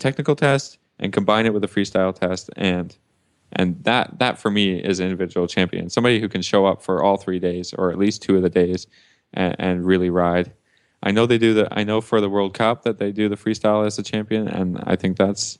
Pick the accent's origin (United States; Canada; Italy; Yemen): Canada; I'm a Canadian